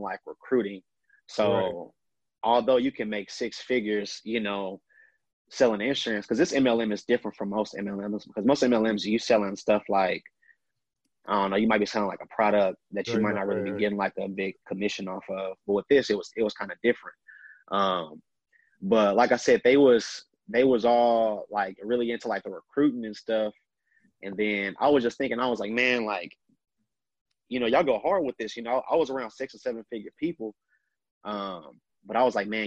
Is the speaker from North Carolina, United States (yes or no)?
no; Austin, Texas, United States; born and raised in Austin, Texas